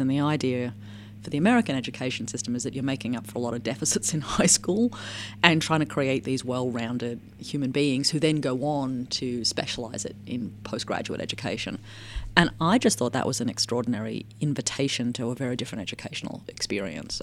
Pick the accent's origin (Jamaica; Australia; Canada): Australia; moved away; as an Australian